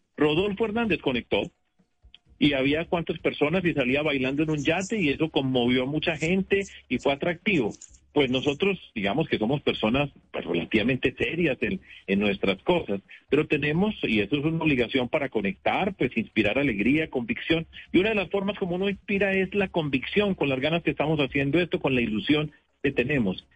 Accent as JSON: {"language": "Spanish", "town": "Medellín", "region": "Antioquia", "country": "Colombia", "moved": "yes", "lives_now": "Bogotá, Colombia", "said": "Yo fui alcalde de mi ciudad, de mi tierra, en Medellín"}